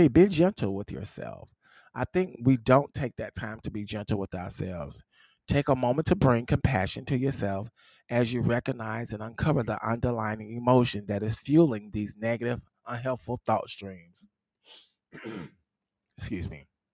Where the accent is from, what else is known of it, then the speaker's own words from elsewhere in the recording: the South, United States; I'm from the South